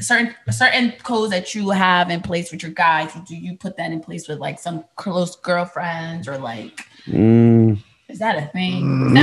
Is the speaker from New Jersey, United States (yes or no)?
yes; Jersey City, New Jersey, United States; I grew up in downtown in the Heights.